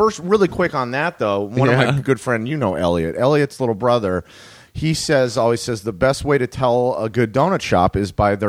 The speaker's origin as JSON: {"language": "English", "town": "Los Angeles", "region": "California", "country": "United States", "tie": "born or raised there", "also_born_or_lived": "Burbank", "said": "And I grew up in the Valley"}